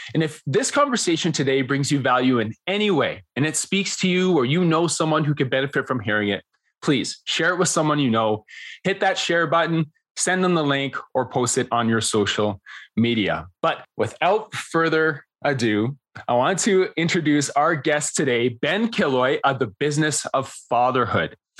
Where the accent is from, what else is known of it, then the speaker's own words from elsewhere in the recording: Canada; I'm Canadian